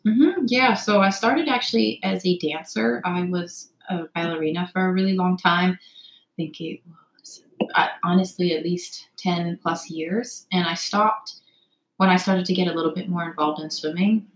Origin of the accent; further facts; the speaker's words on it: Toronto, Ontario, Canada; moved away as an adult; also born or lived in United States / Cincinnati; now in New York City, United States; I'm from Toronto, Canada. I was born in America, so I have dual citizenship, but I grew up basically 18 years of my life um, in Toronto, just outside of the city